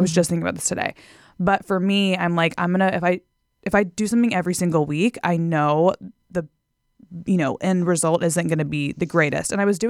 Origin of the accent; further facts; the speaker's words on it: Texas, United States; So I grew up in Texas. I went to Texas A&M University. I was a different person back then. But yeah, I'm from Texas.